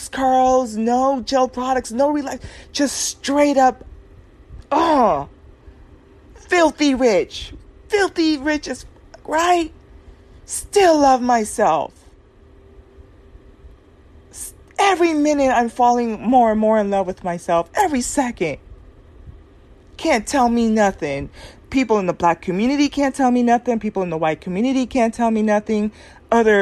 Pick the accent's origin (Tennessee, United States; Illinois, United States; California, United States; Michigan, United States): California, United States; Southern; my experience growing up in Southern California